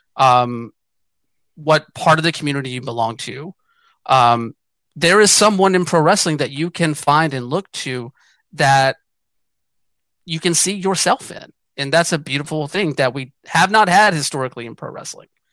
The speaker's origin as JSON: {"language": "English", "region": "Georgia", "country": "United States", "tie": "born or raised there", "also_born_or_lived": "Atlanta, Georgia", "moved": "as an adult", "lives_now": "western United States"}